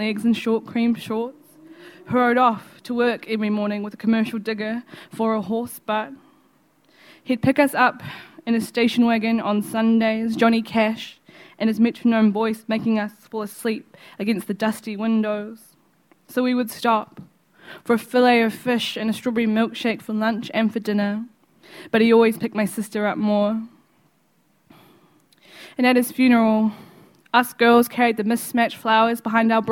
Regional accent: Wellington, New Zealand; I'm from New Zealand. I'm Māori. I'm from places of Wellington.

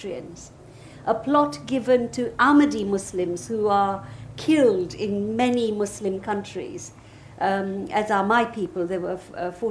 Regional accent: Uganda; now in United Kingdom; I come from Uganda

